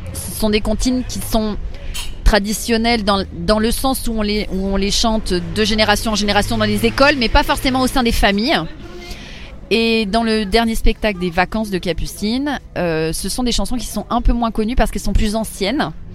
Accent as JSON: {"language": "French", "town": "Paris", "region": "Île-de-France", "country": "France", "tie": "born or raised there", "said": "j'ai toujours vécu à Paris, j'ai grandi à Paris"}